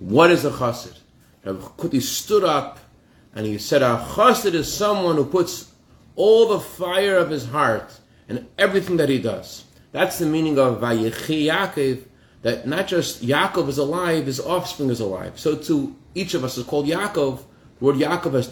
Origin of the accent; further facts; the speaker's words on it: Massachusetts, United States; when I was a child growing up in Massachusetts